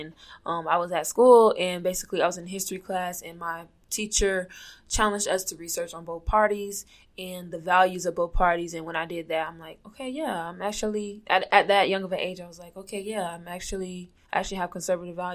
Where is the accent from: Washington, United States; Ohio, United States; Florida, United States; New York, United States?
Florida, United States; Orlando; moved away as an adult; I was born and raised in Orlando, Florida